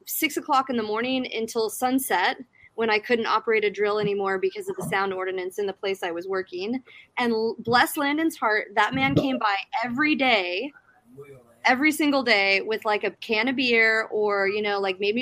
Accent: South Africa; moved away; my home country of South Africa

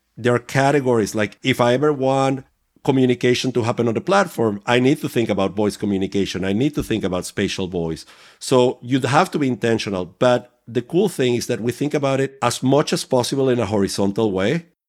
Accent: Venezuela; moved away; I was growing up in Venezuela

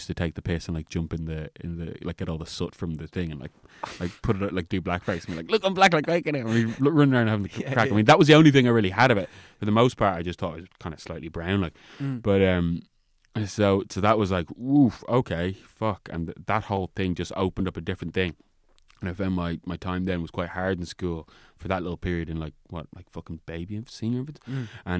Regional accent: Roundwood, Leinster, Ireland; I mean, growing up in Ireland, I've definitely have experienced it

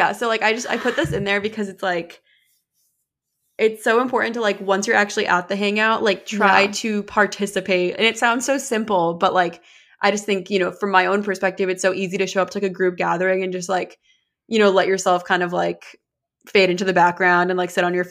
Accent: New Hampshire, United States; You're like, no way, I'm from New Hampshire.

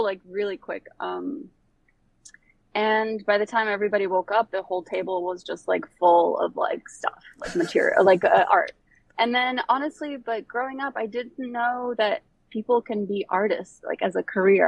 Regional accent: Bosnia & Herzegovina; also born or lived in Croatia / Germany / Florida, United States; now in Brooklyn, United States; I am from Bosnia. I was born there. And then my family moved to the States in the late 90s after uh, the war

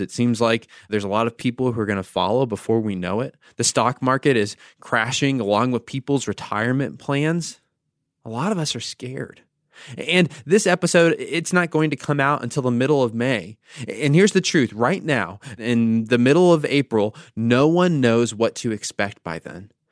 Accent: United States; I'm an American

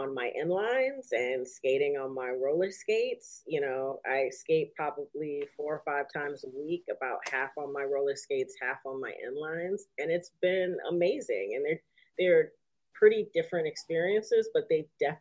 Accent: Detroit, Michigan, United States; now in New York, United States; I'm 36, so I grew up in Detroit in the 90s

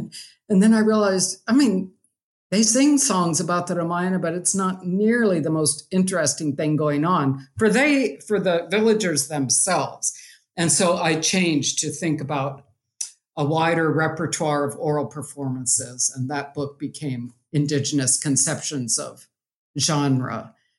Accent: Chhattisgarh, India; moved away as an adult; So I grew up in India and went to school there till I was 18. So my parents lived in Chhattisgarh, and I had seen these cement images growing up

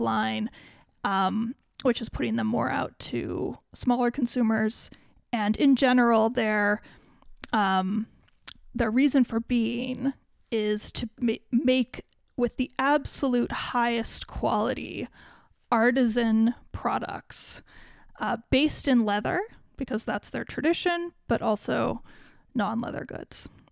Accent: United States; I, as an American

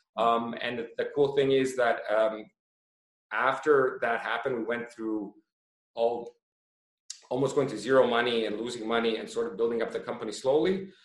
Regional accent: Toronto, Ontario, Canada; now in Croatia; I was born in Toronto and moved to Croatia

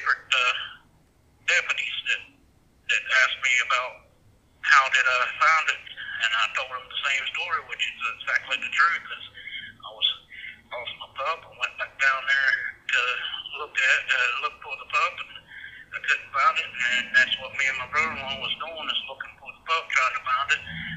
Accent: Meigs County, Ohio, United States; moved away; also born or lived in Morrow County, Ohio; I was raised in Meigs County, but the reason why I was around Delaware County is I actually lived in Morrow County

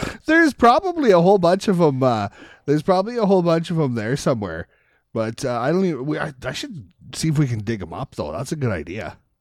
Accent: Canada; as Canadian

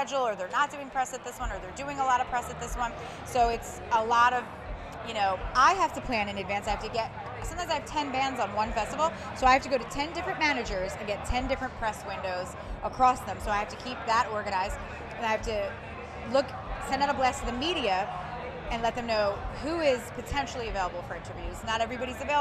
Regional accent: right outside of Philadelphia, Pennsylvania, United States; I grew up right outside of Philly

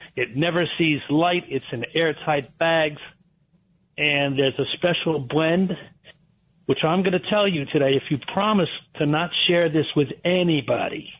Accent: Trumbull, Connecticut, United States; I was raised in Trumbull, Connecticut.

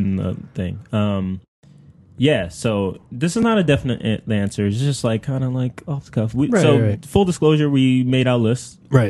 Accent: Long Island, New York, United States; I'm from Long Island

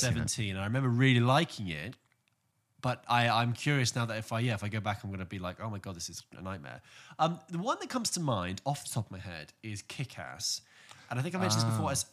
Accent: England, United Kingdom; I'm English

